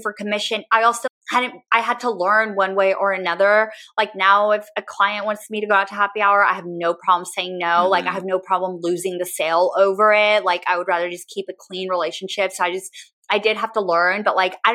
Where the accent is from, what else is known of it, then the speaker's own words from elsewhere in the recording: San Antonio, Texas, United States; moved away as an adult; now in Austin, United States; It's my hometown